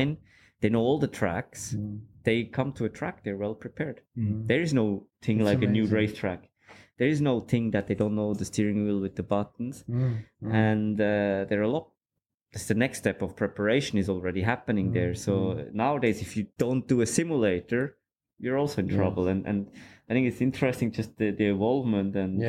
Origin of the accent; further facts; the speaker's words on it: Switzerland; I grew up in Switzerland, and my dad always liked cars. We went go-karting there, and I used to do a bit of karting.